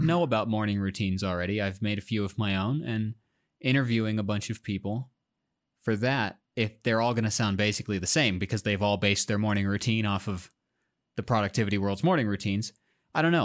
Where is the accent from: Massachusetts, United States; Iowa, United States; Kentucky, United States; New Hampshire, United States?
Iowa, United States; I'm, I'm from Iowa